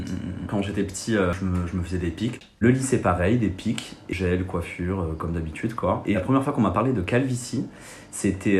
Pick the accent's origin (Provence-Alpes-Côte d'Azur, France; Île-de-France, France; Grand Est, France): Provence-Alpes-Côte d'Azur, France; Marseille; moved away as an adult; now in Paris, France; je viens de Marseille